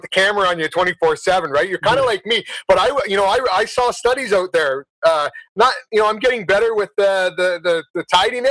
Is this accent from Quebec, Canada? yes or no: no; Simcoe, Ontario, Canada; also born or lived in Belgium / London, England; my hometown, Simcoe, Ontario